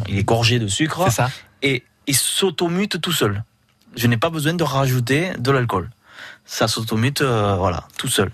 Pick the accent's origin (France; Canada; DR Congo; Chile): France; Banyuls-sur-Mer, Occitania; je suis de Bagnols